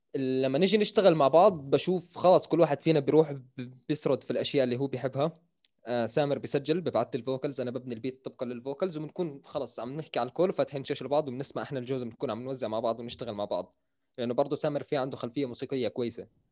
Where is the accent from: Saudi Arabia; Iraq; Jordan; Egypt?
Jordan; accent: Jordanian; also born or lived in Syria; انا تقريبا من زمان هون مان انا شبه مولود في الاردن